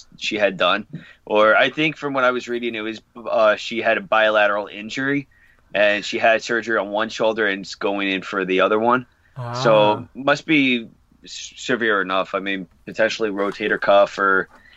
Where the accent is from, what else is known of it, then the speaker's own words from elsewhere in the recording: Long Island, New York, United States; we're from Long Island